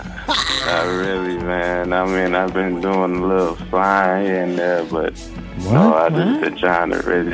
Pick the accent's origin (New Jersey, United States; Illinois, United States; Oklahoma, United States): Illinois, United States; Country Club Hills; I'm from Country Club Hills in Illinois. Pretty much, it's like a south suburb from Chicago.